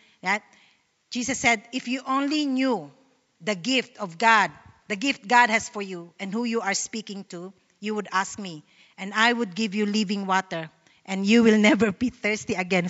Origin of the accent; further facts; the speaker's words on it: Sydney, New South Wales, Australia; I don't know you. I'm from Sydney. I was just asked to speak here in Melbourne.